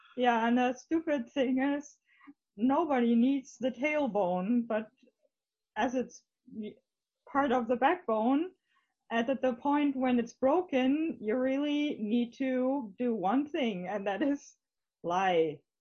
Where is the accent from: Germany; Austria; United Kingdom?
Germany; Hamburg; English is a second language; we're both from Hamburg, at least from